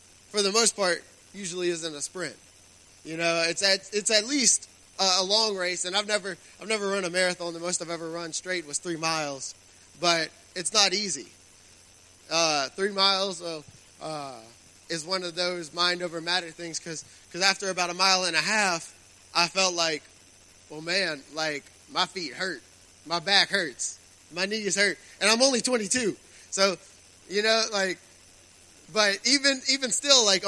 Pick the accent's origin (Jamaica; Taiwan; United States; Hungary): United States; Raceland, Louisiana; I grew up in Raceland